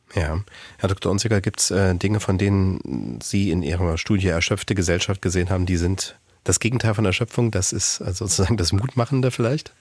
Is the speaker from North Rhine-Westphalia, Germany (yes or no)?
no; Thuringia, Germany; moved away; aus meiner Heimat, die in Thüringen allerdings liegt